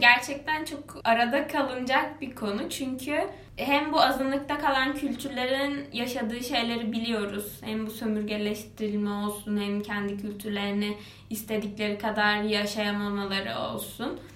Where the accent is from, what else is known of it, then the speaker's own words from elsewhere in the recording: Kuşadası, Aydın, Turkey; moved away; benim yaşadığım yer, büyüdüğüm yer Kuşadası